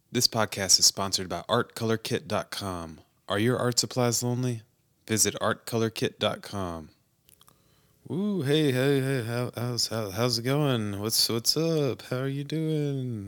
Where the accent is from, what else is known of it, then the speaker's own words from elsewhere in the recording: United States; as an American